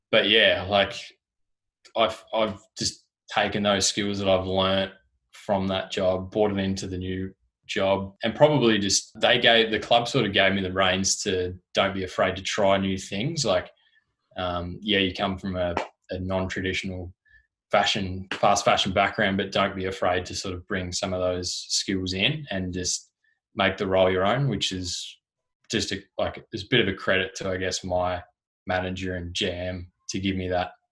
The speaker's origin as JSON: {"language": "English", "region": "Tasmania", "country": "Australia", "also_born_or_lived": "Gold Coast", "moved": "as an adult", "lives_now": "Melbourne, Australia"}